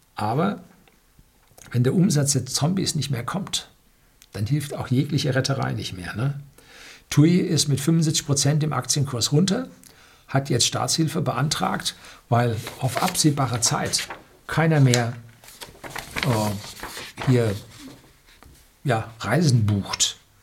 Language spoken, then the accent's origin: German; Bavaria, Germany; Bei uns in Bayern